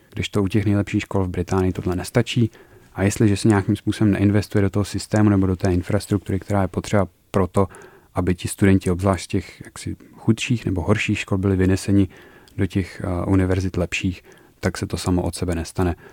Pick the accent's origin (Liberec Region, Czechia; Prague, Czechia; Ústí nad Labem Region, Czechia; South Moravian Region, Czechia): Liberec Region, Czechia; Turnov; Já jsem studoval na gymnáziu v Turnově